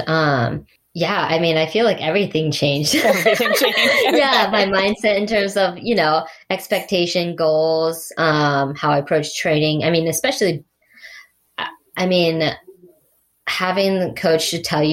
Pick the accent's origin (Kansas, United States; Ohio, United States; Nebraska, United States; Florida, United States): Ohio, United States; it was my hometown race in 70.3